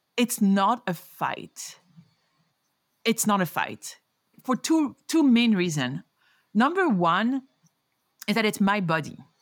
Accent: Paris, Île-de-France, France; moved away as an adult; also born or lived in New York City, United States; now in Denver, United States; a Parisian and New Yorker

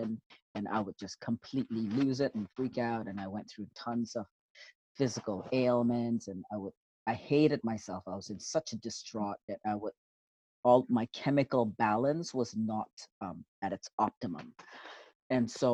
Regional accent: Singapore; now in Canada; I was born in Singapore in 1968, June 25th.

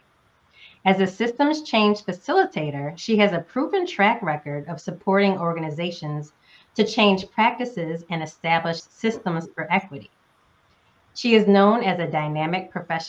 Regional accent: Northeast United States, United States; moved away; also born or lived in Southern United States; I am a current Southerner, but was born and raised in the Northeast United States

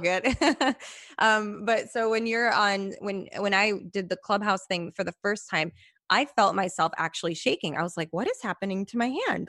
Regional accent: Chicago, Illinois, United States; I'm from Chicago, by the way, originally born

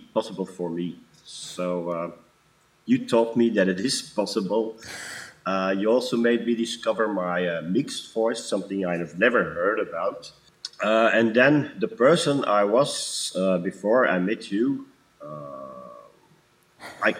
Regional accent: Antwerp, Flanders, Belgium; now in Wechter, Belgium; born and raised in Antwerp, in Belgium. Now currently living in Wechters, also in Belgium

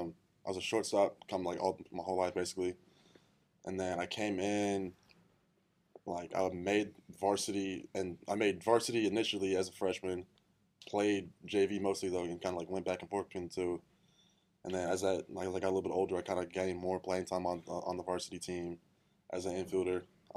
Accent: Northside Hospital, Georgia, United States; I was born in Northside Hospital.

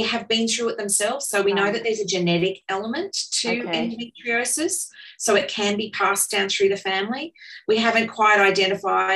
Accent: Cairns, Queensland, Australia; I grew up in Cairns

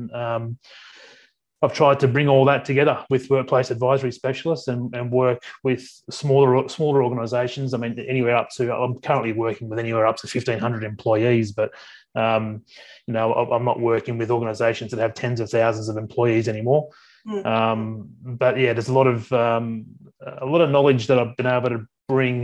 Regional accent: Sydney, New South Wales, Australia; So I'm originally from Sydney. I grew up in the southwestern suburbs of Sydney

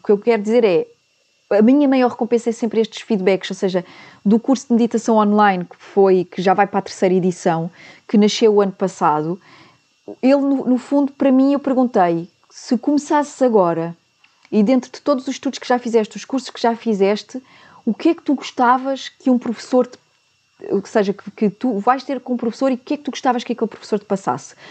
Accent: Portugal; nós portugueses

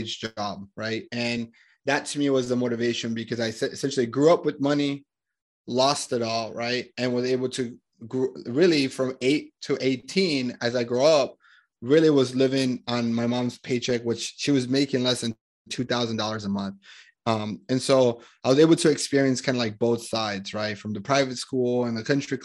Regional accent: Medellín, Antioquia, Colombia; moved away; I'm originally from Colombia, Medellin, Colombia in South America

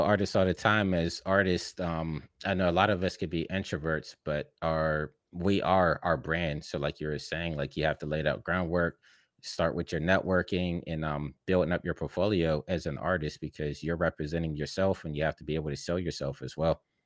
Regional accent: Pittsburgh, Pennsylvania, United States; moved away as an adult; now in Los Angeles, United States; I'm from Pittsburgh, you know, in the Midwest of the United States

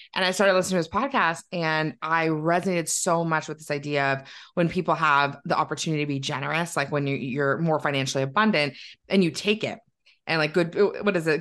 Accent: Milton, Ontario, Canada; now in Waterloo, Canada; I grew up just outside of Toronto in Milton, um, and then now I live in Waterloo where I went to university and I've never left.

